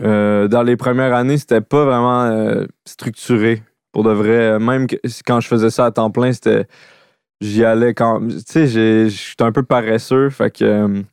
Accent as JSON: {"language": "French", "area": "Laurentides", "region": "Quebec", "country": "Canada", "also_born_or_lived": "Montreal / Sainte-Adèle", "moved": "as an adult", "said": "je viens des Laurentides"}